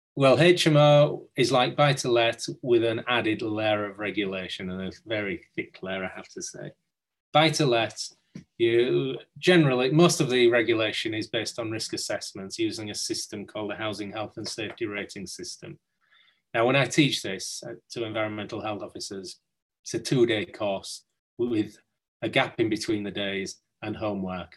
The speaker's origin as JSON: {"language": "English", "town": "Hull", "region": "Yorkshire and the Humber", "country": "United Kingdom", "tie": "born or raised there", "said": "I'm from from Hull. Um, grew up near Hull"}